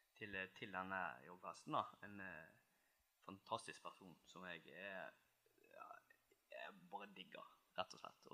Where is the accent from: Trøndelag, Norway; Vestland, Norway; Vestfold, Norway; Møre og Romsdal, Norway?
Vestland, Norway; Seim; also born or lived in Oslo; now in Bergen, Norway; Jeg er fra Nord-Hordaland, litt nord for Bergen. Mm. Seim, nærmere bestemt